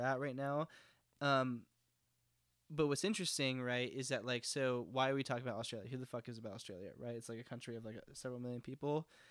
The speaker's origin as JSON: {"language": "English", "region": "Texas", "country": "United States", "said": "as someone from Texas"}